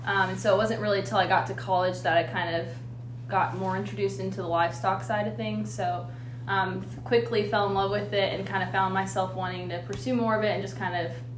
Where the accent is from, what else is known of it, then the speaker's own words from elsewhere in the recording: Indianapolis, Indiana, United States; I'm just from Southside Indianapolis, so kind of near Wanamaker, Acton area, not too far from Greenwood, not too far from the city, so pretty good location. But grew up in 4-H